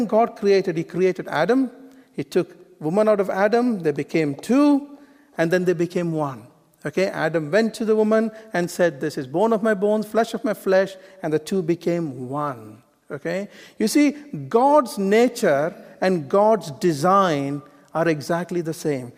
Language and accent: English; India; moved away; I was born in India, you know, like an Eastern bloke